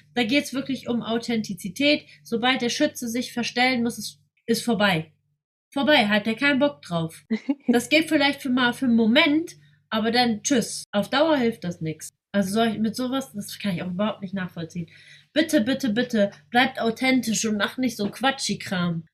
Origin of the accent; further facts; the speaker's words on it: Germany; bin ich in Deutschland geboren und ähm, bin mit der deutschen Kultur groß geworden